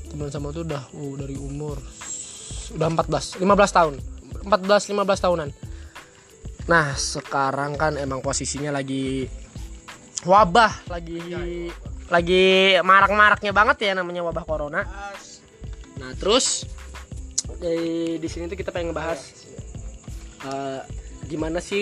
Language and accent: Indonesian; Pasar Kemis, Banten, Indonesia; also born or lived in Kalideres, Jakarta; dari gue sebelum masuk TK gue pindah dari Kalideres dan gue pindah ke kompleks ini kompleks di Kabupaten Tangerang sini di Pasar Kemis Kota Bumi